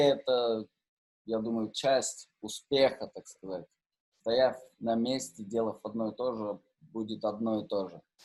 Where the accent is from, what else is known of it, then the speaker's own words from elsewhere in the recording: Novosibirsk, Novosibirsk Oblast, Russia; я в свое время играл э, в суперкрутом баре в Новосибирске, да, я из Новосибирска